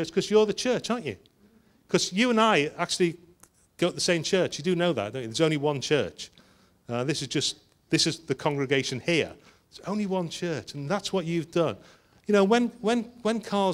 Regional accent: Liverpool, North West England, United Kingdom; I'm from Liverpool

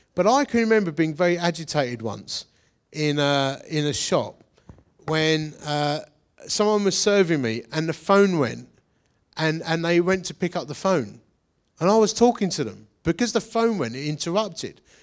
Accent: London, United Kingdom; accent: Cockney; I'm like an English Cockney

